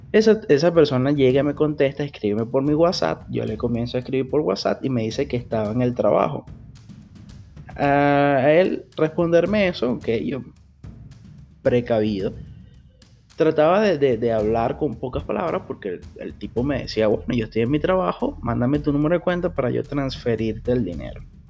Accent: Venezuela; moved away as an adult; now in Brazil; soy un venezolano más viviendo en Brasil

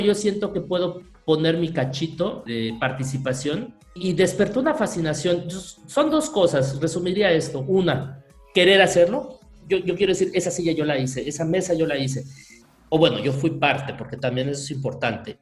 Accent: Mérida, Yucatán, Mexico; soy de Mérida

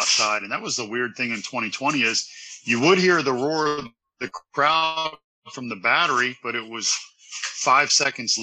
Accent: Louisville, Kentucky, United States; I grew up in Louisville, Kentucky, and we were horses, whiskey, and basketball

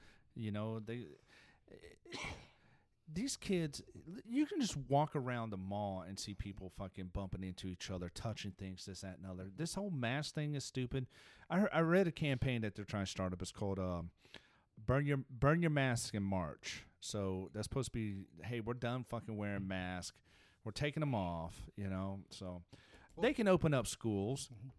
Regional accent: South Africa; born there; Well, I mean, once again, I was born in South Africa, so that privileges me.

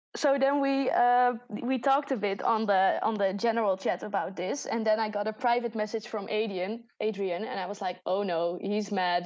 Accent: Netherlands; accent: Dutch; English is a second language; I'm from the Netherlands

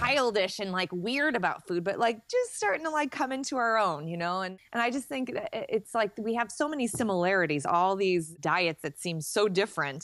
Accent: Chicago, Illinois, United States; I'm a Chicagoan

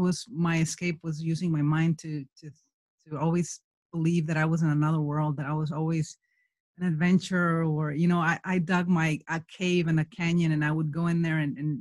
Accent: Michoacán, Mexico; moved away as an adult; now in United States; I am from Mexico, from Michoacán. I was born in an orphanage there. I have 68 siblings, and I grew up in a place in the middle of the mountains

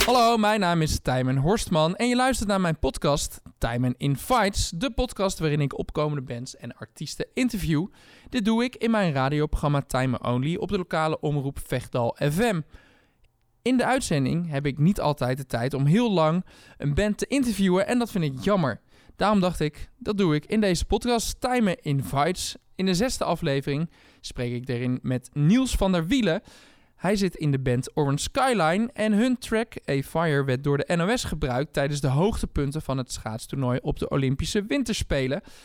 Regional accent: Zwolle, Overijssel, Netherlands; ik kom dan uit Zwolle

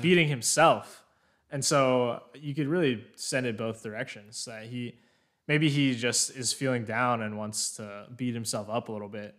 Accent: Pennsylvania, United States; moved away as an adult; also born or lived in Massachusetts; now in South Carolina, United States; I am from Pennsylvania originally.

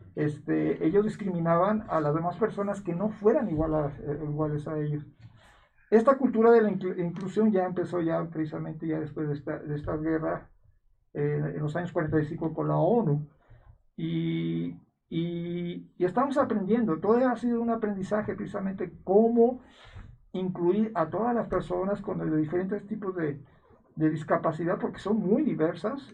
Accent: Mexico; como mexicanos

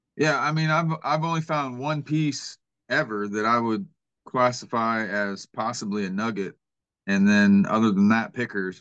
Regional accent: Kansas City, Missouri, United States; moved away as an adult; now in Georgia, United States; I'm originally from Kansas City, Missouri, and um, so I'm not a native Georgian

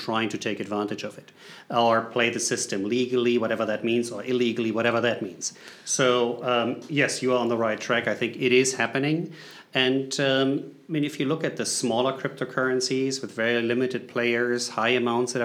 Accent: Germany; moved away as an adult; now in United States; I'm coming from Germany originally, but I live in the U.S. since the late 90s

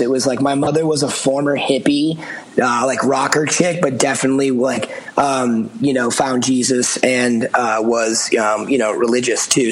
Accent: outside of Boston, Massachusetts, United States; I grew up outside of Boston

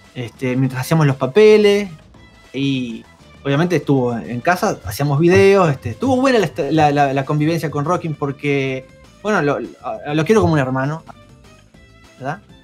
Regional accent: Uruguay; Yo vivo acá en Uruguay, soy uruguayo

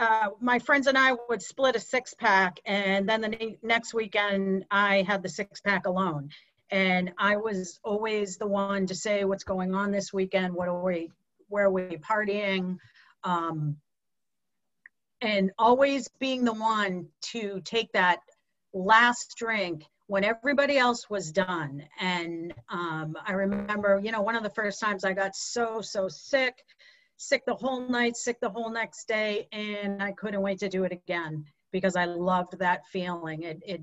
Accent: Pocasset, Massachusetts, United States; moved away as an adult; also born or lived in Boston; I grew up on the Cape and could not wait to leave because it was a little small town called Pocasset. And as soon as I was 18, I left for probably 30 years, lived in the Boston area, north of Boston.

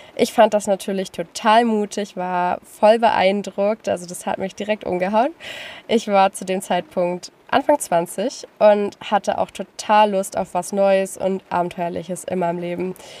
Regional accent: Lüneburg Heath, Lower Saxony, Germany; ich komme aus dem Norden Deutschlands, noch genauer gesagt aus der Lüneburger Heide. Es ist wirklich sehr, sehr schön dort und ich bin dort geboren und aufgewachsen

